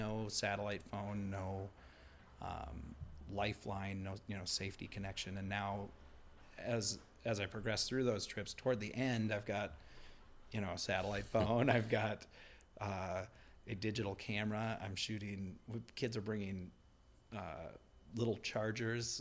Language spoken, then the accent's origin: English; Minnesota, United States; also born or lived in Portland, Oregon; I'm kind of Minnesota raised. I was born in Portland, Oregon, but I moved back here before I can remember